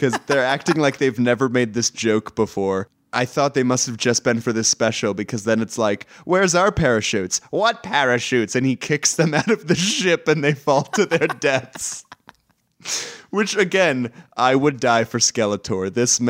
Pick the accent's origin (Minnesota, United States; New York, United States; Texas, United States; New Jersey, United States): Texas, United States; I'm from Texas.